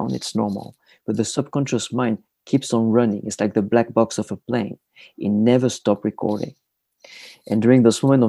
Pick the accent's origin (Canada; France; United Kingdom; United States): France; south of France; moved away; I am originally from France. I was born in a tiny village in the south of France, about 3 hours north of Barcelona